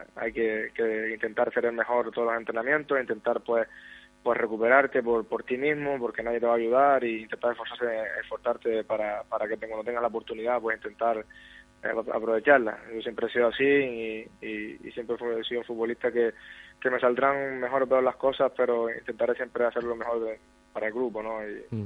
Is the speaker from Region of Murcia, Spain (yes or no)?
no; Gran Canaria, Canary Islands, Spain; este es el equipo de, mi vida, de mi tierra